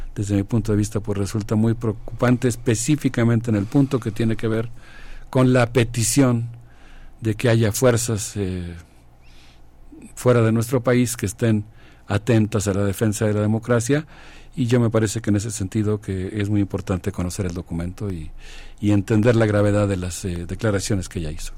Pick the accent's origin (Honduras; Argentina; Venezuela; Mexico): Mexico; nosotros como mexicanos